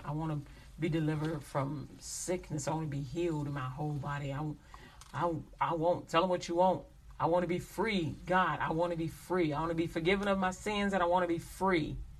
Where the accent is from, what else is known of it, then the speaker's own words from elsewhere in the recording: United States; I'm American